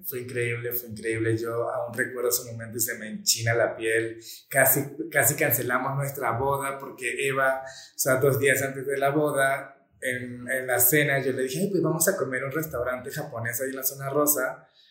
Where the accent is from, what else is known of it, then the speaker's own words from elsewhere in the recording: Venezuela; also born or lived in Colombia; now in Mexico City, Mexico; yo soy nacido en Colombia y criado en Venezuela